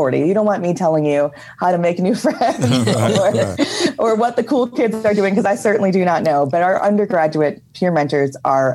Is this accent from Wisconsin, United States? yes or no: yes; Milwaukee, Wisconsin, United States; I'm from Milwaukee